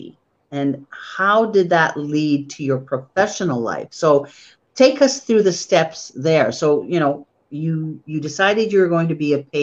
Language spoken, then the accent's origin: English; Toronto, Ontario, Canada; first language Polish; English is a second language; growing up in Toronto